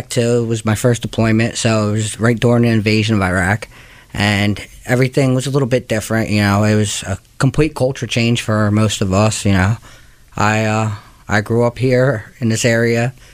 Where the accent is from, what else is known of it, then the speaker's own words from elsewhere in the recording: Trenton, New Jersey, United States; I was born and raised in Trenton, New Jersey